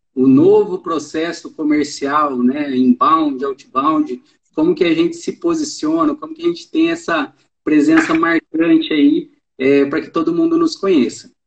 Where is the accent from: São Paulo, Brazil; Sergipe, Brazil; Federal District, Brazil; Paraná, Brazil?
São Paulo, Brazil; Tambaú; now in Ribeirão Preto, Brazil; Eu sou da cidade de Tambaú, que é aqui perto